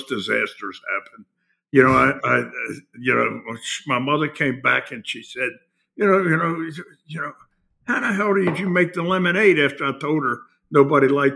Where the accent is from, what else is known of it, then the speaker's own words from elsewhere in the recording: Baltimore, Maryland, United States; I was born in Baltimore, South Baltimore to be exact.